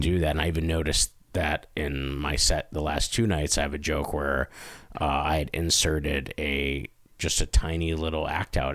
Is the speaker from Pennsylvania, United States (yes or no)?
yes; Scranton, Pennsylvania, United States; also born or lived in Carbondale, Pennsylvania; me growing up in Scranton